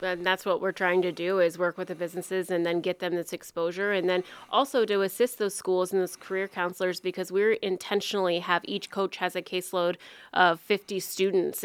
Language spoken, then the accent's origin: English; Farragut, Iowa, United States; moved away as an adult; now in Council Bluffs, United States; I'm originally from Farragut, Iowa, and then came to Council Bluffs to go to Iowa Western